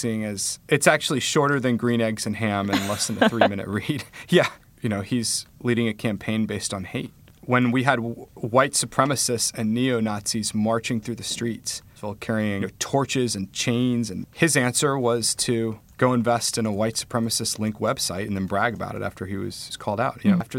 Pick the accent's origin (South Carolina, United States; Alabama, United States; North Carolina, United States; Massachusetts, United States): North Carolina, United States; Charlotte; I felt very blessed having grown up with the opportunities I'd had, gone to great schools, growing up in Charlotte and then being in college.